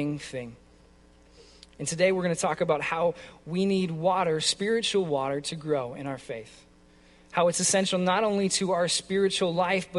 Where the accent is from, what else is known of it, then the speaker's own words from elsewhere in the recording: California, United States; now in Minnesota, United States; I'm from California originally